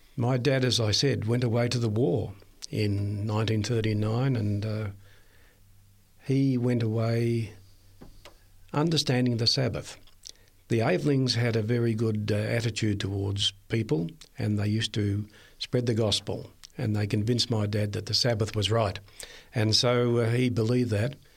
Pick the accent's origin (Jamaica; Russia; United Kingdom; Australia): Australia; Red Hill, Victoria; moved away; I was born in Victoria, a little place called Red Hill, a main ridge road, and, uh, it's on the Mornington Peninsula